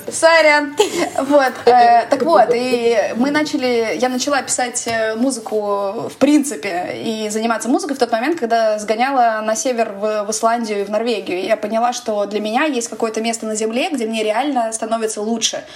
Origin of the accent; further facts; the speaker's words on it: Moscow, Russia; moved away as an adult; квартиры, в которой я росла в Москве